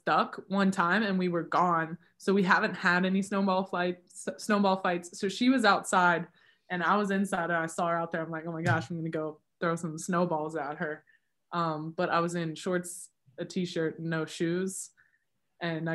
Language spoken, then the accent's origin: English; Florida, United States; moved away; I'm from Florida